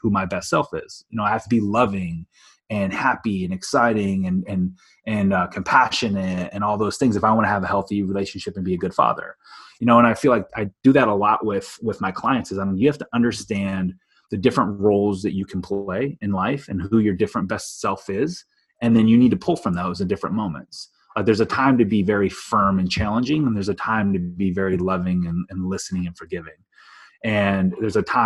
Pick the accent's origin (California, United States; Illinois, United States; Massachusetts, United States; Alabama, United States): Illinois, United States; I grew up in Illinois.